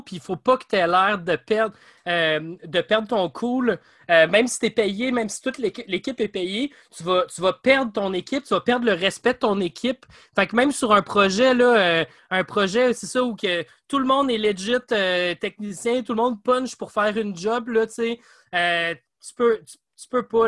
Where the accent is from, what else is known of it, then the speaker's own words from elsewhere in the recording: Sherbrooke, Quebec, Canada; Je viens de Sherbrooke